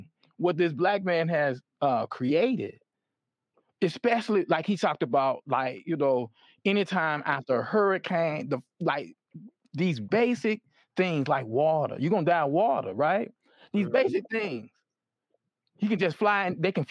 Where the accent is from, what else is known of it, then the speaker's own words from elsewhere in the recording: Memphis, Tennessee, United States; I'm from Memphis, and so we don't drink Mississippi water